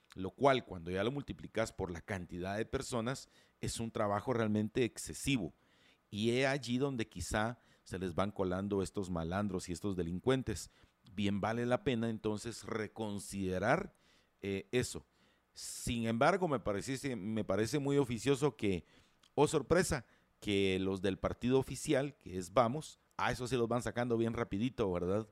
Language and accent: Spanish; Guatemala; somos todos los guatemaltecos